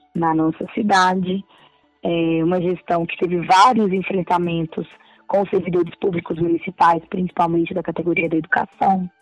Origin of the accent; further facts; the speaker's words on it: Belo Horizonte, Minas Gerais, Brazil; also born or lived in Barreiro, Belo Horizonte; em Venda Nova, onde eu cresci, onde mora toda a minha família, é, onde eu morei até os 20 e poucos anos